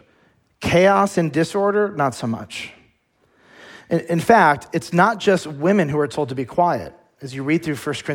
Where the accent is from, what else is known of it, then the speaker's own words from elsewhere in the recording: United States; as American Christians